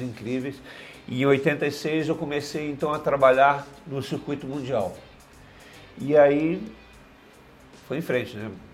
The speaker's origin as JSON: {"language": "Portuguese", "town": "Balneário Camboriú", "region": "Santa Catarina", "country": "Brazil", "tie": "born or raised there", "also_born_or_lived": "Pinhalzinho, Santa Catarina", "said": "Eu vim de uma cidade do extremo oeste de Santa Catarina, Pinhalzinho, que quase lá na fronteira com a Argentina, então eu não conhecia mar. Então, com sete anos de idade, eu cheguei em Balneário Camboriú"}